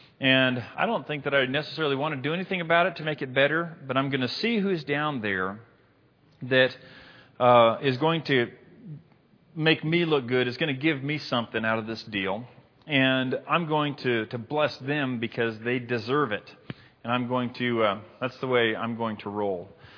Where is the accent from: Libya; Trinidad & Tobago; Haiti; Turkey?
Libya; I said, fellas, no, I'm from Libya. I can't rock mint green.